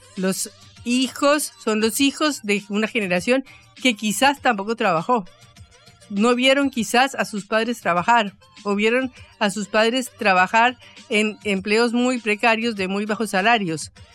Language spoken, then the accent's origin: Spanish; Colombia; now in Buenos Aires, Argentina; en Colombia, en mi país